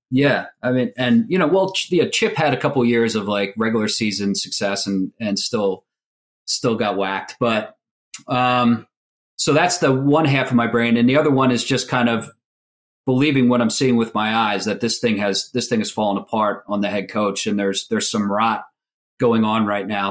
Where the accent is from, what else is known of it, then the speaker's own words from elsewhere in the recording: Philadelphia, Pennsylvania, United States; growing up in Philly